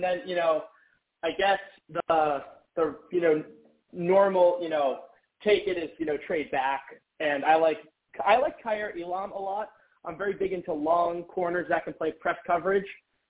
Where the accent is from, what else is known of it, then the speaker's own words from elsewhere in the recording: Boston, Massachusetts, United States; Listen, guys, I'm from Boston. I need some yelling.